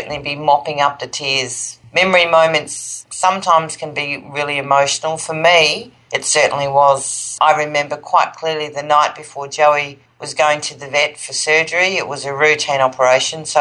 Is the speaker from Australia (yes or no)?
yes; Australia; I'm from Australia